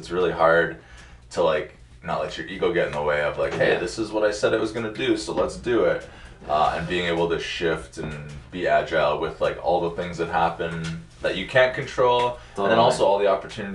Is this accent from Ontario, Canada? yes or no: no; Alberta, Canada; moved away as an adult; also born or lived in Superior, Wisconsin / Iowa; now in Minnesota, United States; I'm from Alberta, Canada. Born and raised in the prairies, next to the Rockies